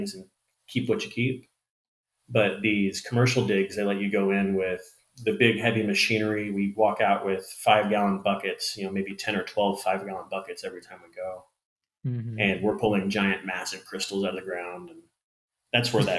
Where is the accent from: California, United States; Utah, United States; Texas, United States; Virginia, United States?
Texas, United States; Texas Panhandle, United States; I'm from the Panhandle